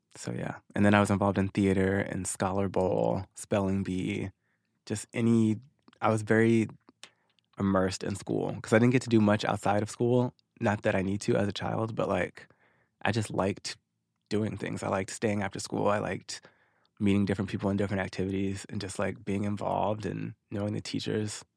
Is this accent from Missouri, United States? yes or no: yes; Missouri, United States; moved away as an adult; also born or lived in Arkansas; now in Los Angeles, United States; I moved to Missouri when I was six, and then I was there ever since until about two and a half years ago when I moved to LA.